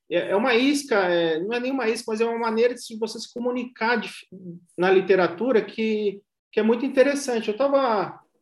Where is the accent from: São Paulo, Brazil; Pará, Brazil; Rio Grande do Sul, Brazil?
São Paulo, Brazil; Ubatuba; moved away as an adult; also born or lived in Mogi das Cruzes; now in São Paulo, Brazil; eu estudava no centro de Ubatuba, eu sou, eu sou de Ubatuba